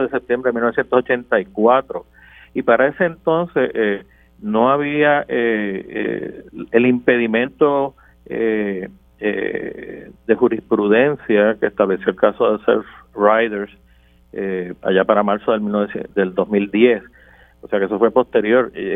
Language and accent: Spanish; Puerto Rico; como puertorriqueño